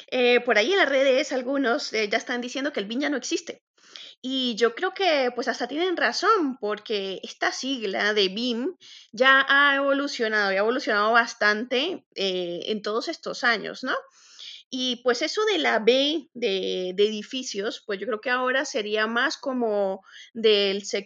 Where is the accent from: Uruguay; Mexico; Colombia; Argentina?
Colombia; also born or lived in Spain; Soy colombiana y española también. Soy arquitecta por la Universidad Politécnica de Madrid